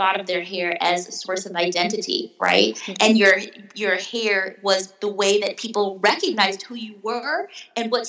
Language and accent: English; Wisconsin, United States; moved away; I grew up in Wisconsin, surrounded by whiteness in all aspects of the word, including snow